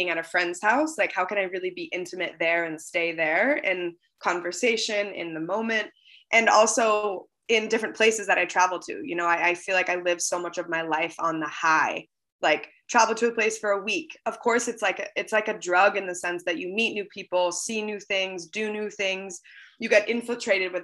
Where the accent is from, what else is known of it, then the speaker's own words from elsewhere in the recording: Seattle, Washington, United States; moved away; I grew up on the West Coast in Seattle